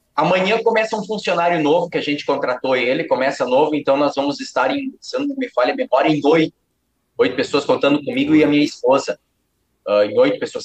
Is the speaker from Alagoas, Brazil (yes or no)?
no; Palmitinho, Rio Grande do Sul, Brazil; eu sou do interior do estado do Rio Grande do Sul, cidade mais conhecida como Palmitinho